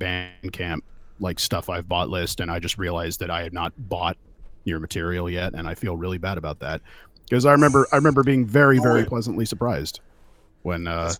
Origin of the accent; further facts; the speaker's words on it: California, United States; now in Oregon, United States; I'm from the West Coast. I was born in California and I live in Oregon.